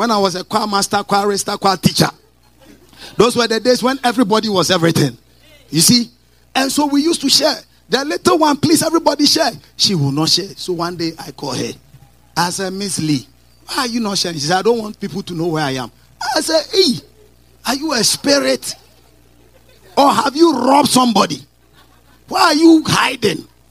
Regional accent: Kukurantumi, Eastern Region, Ghana; I am from Kukurantumi village somewhere.

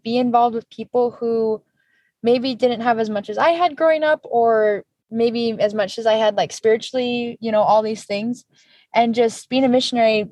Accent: Santa Clara, Utah, United States; also born or lived in California / St. George, Utah; raised just in St. George and Santa Clara area

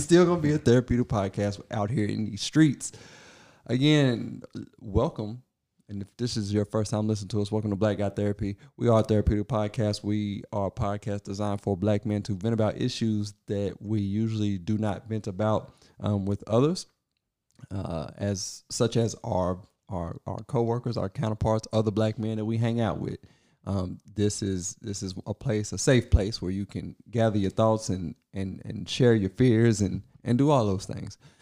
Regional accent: Kentucky, United States; I was born in Kentucky, like, in the country somewhere

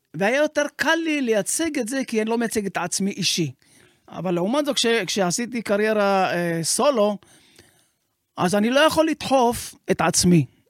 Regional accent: Sderot, Southern District, Israel; אני נולדתי בשדרות

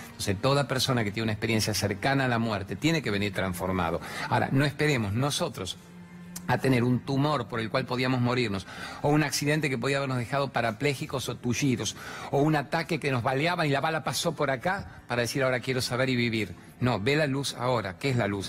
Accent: Formosa, Argentina; yo soy del norte de Argentina

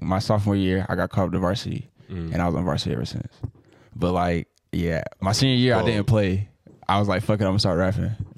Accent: Greensboro, North Carolina, United States; also born or lived in Charleston, West Virginia; I grew up in Greensboro

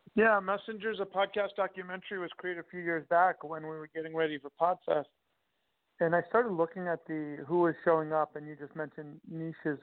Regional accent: Long Island, Nassau County, New York, United States; born or raised there

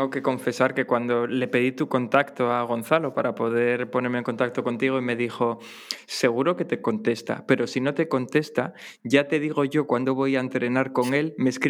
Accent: Asturias, Spain; Berto y yo somos los dos asturianos

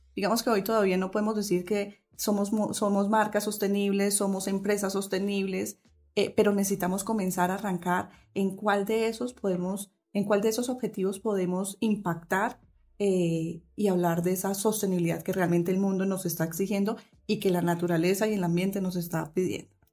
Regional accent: Colombia; lo que somos realmente como colombianas

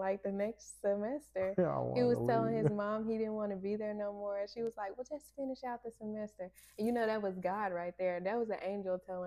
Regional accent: Bearden, Arkansas, United States; I'm from Bearden, and that's like 25, 30 minutes

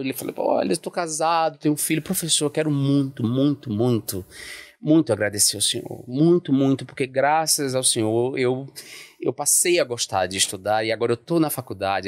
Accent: Alagoinhas, Bahia, Brazil; eu sou do interior da Bahia, uhum. Lagoinhas, né? Que é, eu, mora, eu nasci e me criei numa periferia ainda com características muito rurais.

